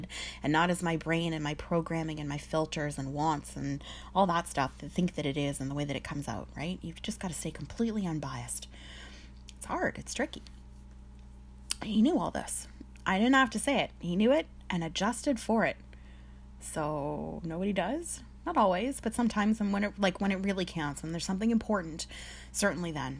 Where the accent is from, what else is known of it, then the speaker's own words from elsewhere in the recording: Sudbury, Ontario, Canada; I'm from Sudbury. It's the nickel capital of the world.